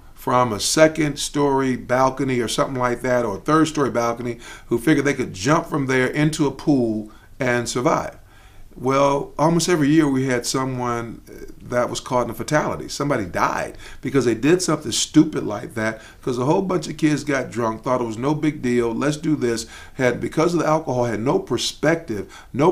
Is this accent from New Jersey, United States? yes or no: no; Chicago, Illinois, United States; moved away as an adult; also born or lived in Daytona Beach, Florida; I'm from Chicago